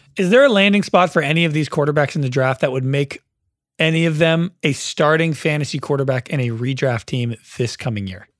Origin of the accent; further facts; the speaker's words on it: the Bay Area, California, United States; I'm from the Bay.